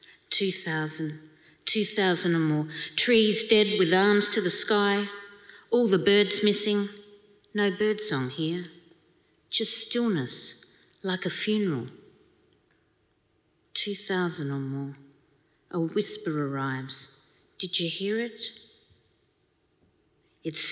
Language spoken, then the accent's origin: English; Australia